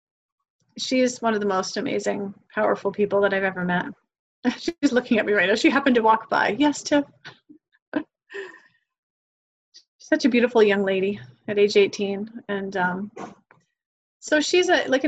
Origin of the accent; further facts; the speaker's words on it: New Hampshire, United States; moved away as an adult; now in Miami, United States; I'm from New Hampshire